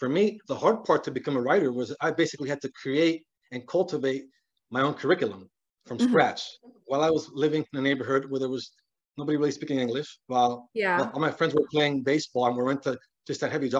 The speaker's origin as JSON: {"language": "English", "town": "Miami", "region": "Florida", "country": "United States", "tie": "born or raised there", "said": "So I was growing up in Cuba, in Miami"}